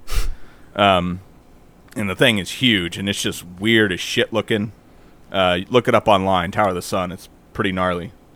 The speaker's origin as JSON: {"language": "English", "country": "United States", "said": "we're American"}